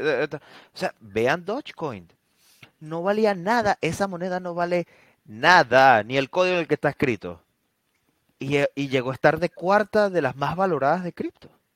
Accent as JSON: {"language": "Spanish", "country": "Venezuela", "said": "nosotros que somos venezolanos"}